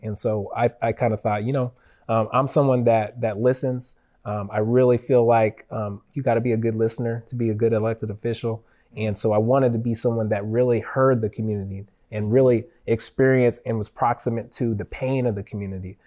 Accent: Federal Way, Washington, United States; growing up in Federal Way

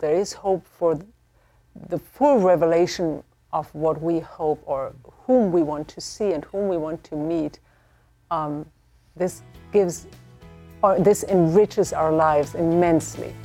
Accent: Germany; moved away; I am from Germany

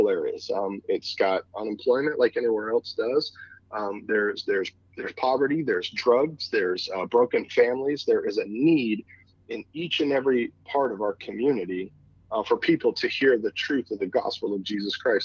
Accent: California, United States; moved away as an adult; also born or lived in Phoenix, Arizona; now in Warrenton, Missouri, United States; I'm a West Coast guy. I was born and raised in California, spent a couple of years in Phoenix

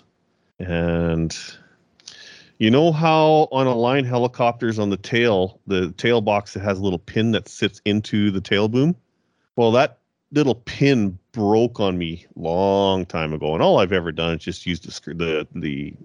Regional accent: Kamloops, British Columbia, Canada; my hometown of Kamloops, BC

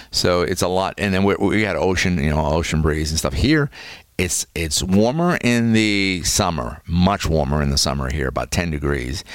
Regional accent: Massachusetts, United States; now in Florida, United States; I'm from Massachusetts

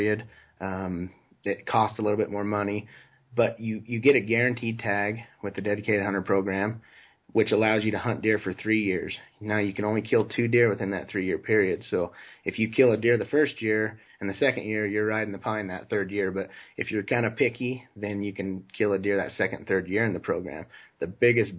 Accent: Utah, United States; Growing up in Utah

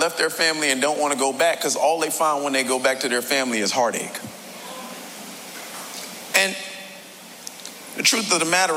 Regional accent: Miami, Florida, United States; I was born right here in South Florida, born and raised in the county of Dade

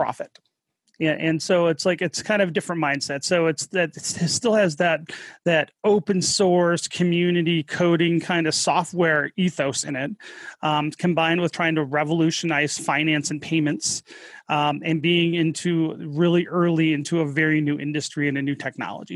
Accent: Detroit, Michigan, United States; moved away as an adult; also born or lived in Colorado / Utah / Wyoming; now in Salt Lake City, United States; My wife and I are both from Michigan, the Detroit area.

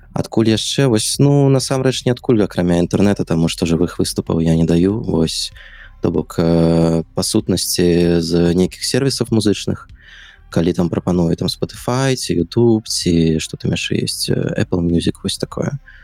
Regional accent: Minsk, Belarus; я нарадзіўся ў Мску ўсё сваё жыццё пражыў Мску

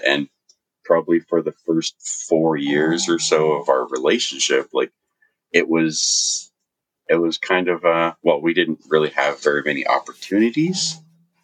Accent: Vancouver, British Columbia, Canada; moved away as an adult; I was born on the west coast of Canada, in Vancouver, BC. And it's a beautiful place. And I grew up in Vancouver and in a place called Vancouver Island.

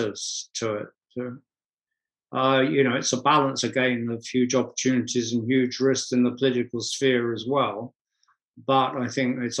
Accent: London, United Kingdom; I was born on Tottenham High Street, and I first went to see the Spurs, the football club, there when I was 7 years old

